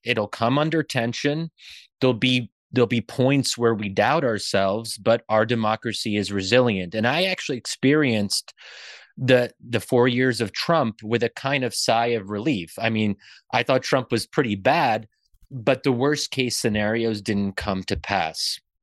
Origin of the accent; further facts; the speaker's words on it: Pennsylvania, United States; I'm born and raised in Pennsylvania, but, um, my family comes from Egypt